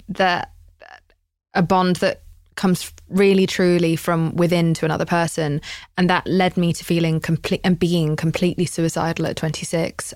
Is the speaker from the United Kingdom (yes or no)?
yes; United Kingdom; I'm British